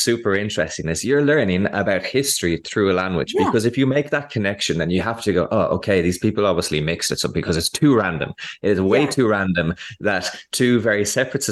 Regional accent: Ireland; this language that we speak here as Irish people

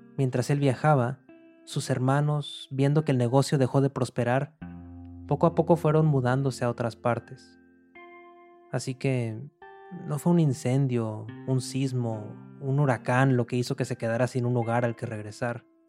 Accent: Monterrey, Nuevo León, Mexico; born or raised there; moved away as an adult; now in New York, United States

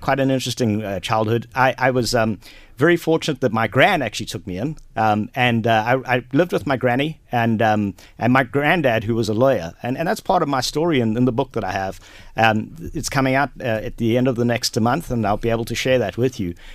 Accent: Durban, KwaZulu-Natal, South Africa; moved away as an adult; also born or lived in Johannesburg / Ballymena, Antrim (mother's origin); now in Kells, Ireland; I grew up in South Africa, been there for forty-two years. Um, I was born and raised there in Durban

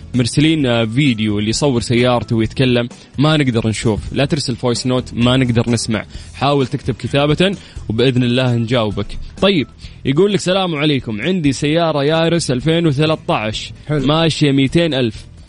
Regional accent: Qiya, Makkah Province, Saudi Arabia; moved away; رحت ديرتي رحت قيا

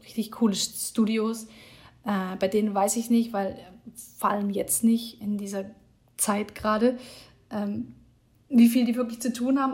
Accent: Germany; moved away as an adult; also born or lived in Hamburg; now in Iceland; wir als Deutsche

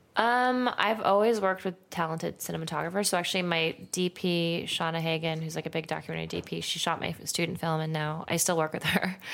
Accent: Santa Monica, California, United States; I'm from Santa Monica

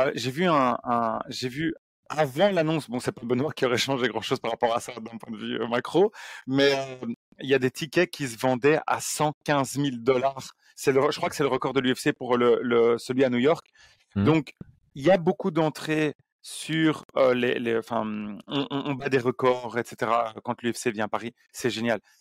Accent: Belgium; on est belge

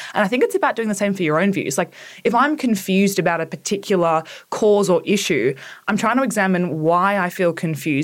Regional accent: Orange, New South Wales, Australia; I grew up in Orange in, Central West New South Wales.

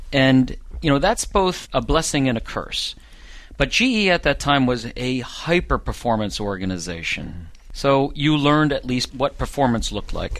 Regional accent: Norristown, Pennsylvania, United States; I grew up in a suburb of Philadelphia, Pennsylvania, Norristown, Pennsylvania

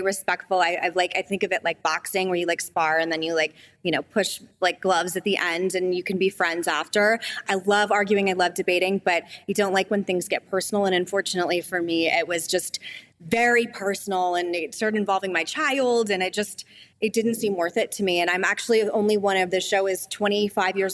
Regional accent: Arizona, United States; My home state of Arizona

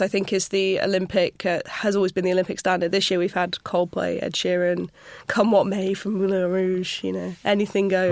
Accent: Sheffield, Yorkshire and the Humber, United Kingdom; I grew up just outside of Sheffield

